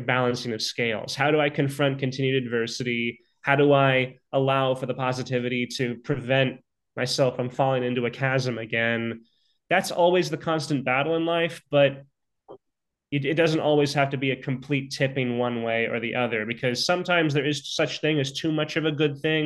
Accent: Lafayette, California, United States; moved away; I have not been back to my hometown of Lafayette in years

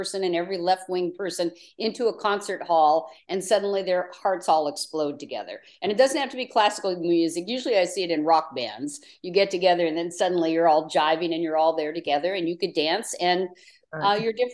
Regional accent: Portland, Oregon, United States; in Portland, Oregon, where I was raised

